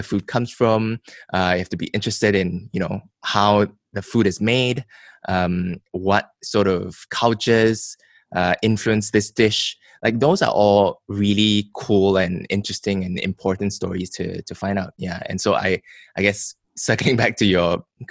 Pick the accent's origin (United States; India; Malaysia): Malaysia; as a Malaysian